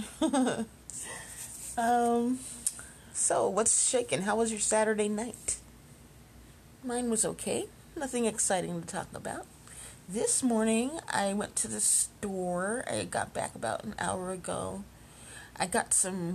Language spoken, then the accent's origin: English; Chicago, Illinois, United States; moved away; I went by to visit where I grew up in Chicago, the neighborhood I grew up